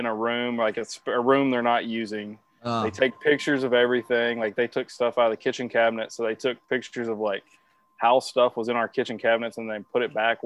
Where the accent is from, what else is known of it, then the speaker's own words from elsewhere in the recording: Nashville, Tennessee, United States; moved away as an adult; now in Knoxville, United States; I grew up in Nashville. So that's kind of where I was born and raised